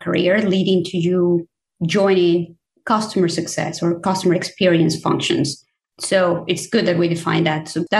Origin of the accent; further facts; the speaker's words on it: Mexico City, Mexico; moved away; I am originally from Mexico. I grew up in Mexico City.